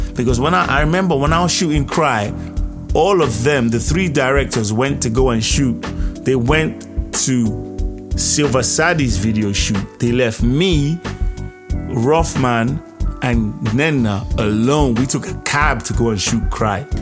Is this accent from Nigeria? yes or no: yes; Nigeria; We're all from Nigeria